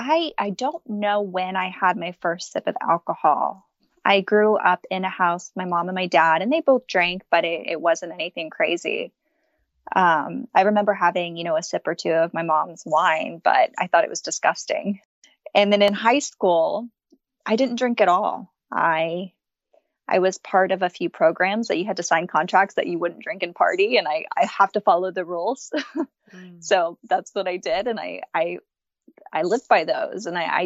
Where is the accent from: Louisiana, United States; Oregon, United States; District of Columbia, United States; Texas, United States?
Texas, United States; Austin; also born or lived in Japan; So I grew up in Austin, Texas. I'm 32 years old, about to be 33. I'm mostly spent my life in Austin, Texas, but was born abroad over in Japan, moved around a lot